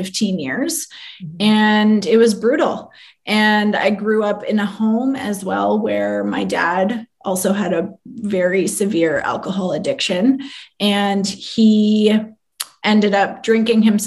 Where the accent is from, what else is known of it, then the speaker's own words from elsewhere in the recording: London, Ontario, Canada; now in Toronto, Canada; I am from London, Ontario, Canada, which is not too far from here